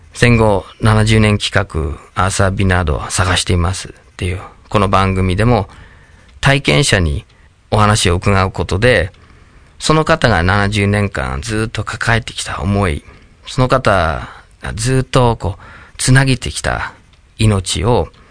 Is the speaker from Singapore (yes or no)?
no; Michigan, United States; Japanese is a second language; moved away as an adult; now in Japan; 僕はアメリカのミシガン州に生まれ育って